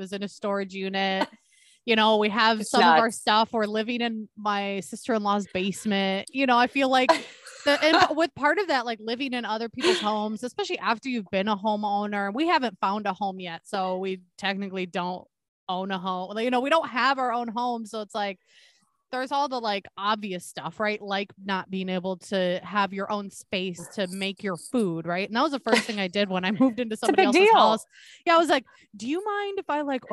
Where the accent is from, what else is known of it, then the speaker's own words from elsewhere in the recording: Wisconsin, United States; now in Minnesota, United States; I'm originally from Wisconsin